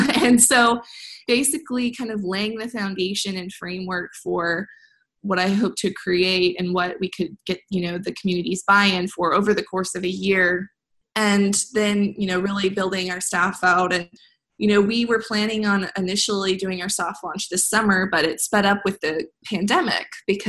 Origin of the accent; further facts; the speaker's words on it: Midwest, United States; I care about the Midwest. I'm from the Midwest.